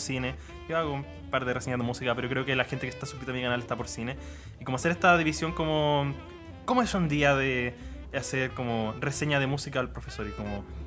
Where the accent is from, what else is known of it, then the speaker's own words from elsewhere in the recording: Chillán, Ñuble, Chile; yo soy de Chillán